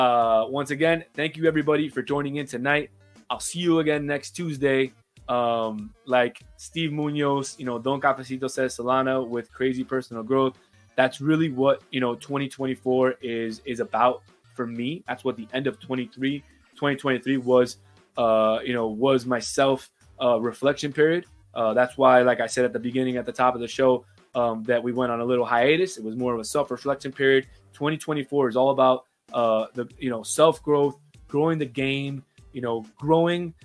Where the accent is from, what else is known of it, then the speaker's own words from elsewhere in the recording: Uruguay; I'm from Uruguay